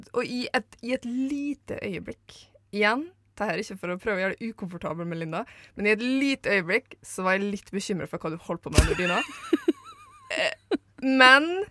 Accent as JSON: {"language": "Norwegian", "town": "Eidsvåg", "region": "Møre og Romsdal", "country": "Norway", "moved": "yes", "said": "jeg er fra Møre og Romsdal. Eh, Eidsvåg i Romsdal, for å være spesifikk"}